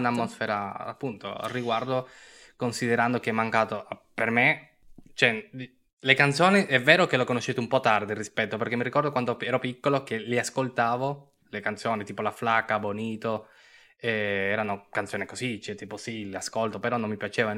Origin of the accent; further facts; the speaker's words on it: Turin, Piedmont, Italy; siamo di Torino.